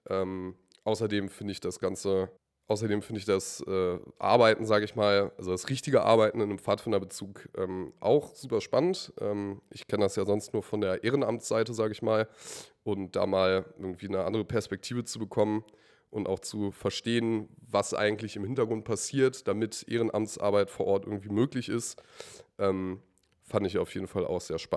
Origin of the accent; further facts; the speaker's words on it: Braunschweig, Lower Saxony, Germany; ich bin äh, …, bin 20 Jahre alt, komme aus äh, Braunschweig, aus dem wunderschönen Stamm Johann Hinrich Wichern, aus dem Bezirk Elm.